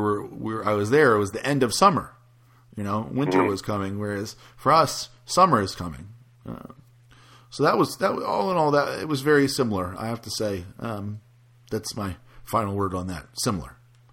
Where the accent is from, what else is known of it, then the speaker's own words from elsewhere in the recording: the South, United States; You know, I'm from the South, and in the South, people are generally very friendly.